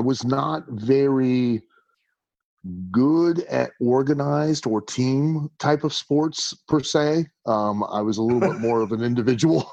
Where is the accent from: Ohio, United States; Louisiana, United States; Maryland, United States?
Ohio, United States; Lima; now in Kentucky, United States; growing up in Lima